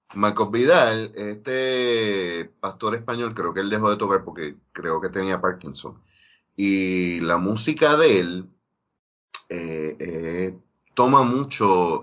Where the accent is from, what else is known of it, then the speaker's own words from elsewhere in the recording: Ponce, Puerto Rico; yo ser de Ponce